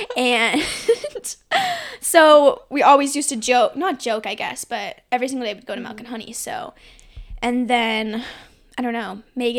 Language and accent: English; Arizona, United States; I was also born and raised in Arizona. Just graduated from Arizona State University as well.